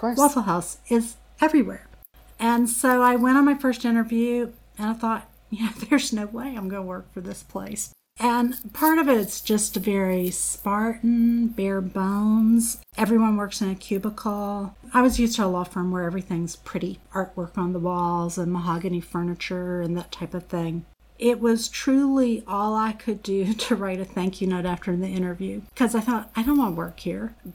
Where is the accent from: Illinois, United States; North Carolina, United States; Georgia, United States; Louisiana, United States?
Louisiana, United States; New Orleans; moved away as an adult; I worked in New Orleans for a couple of years. That's my hometown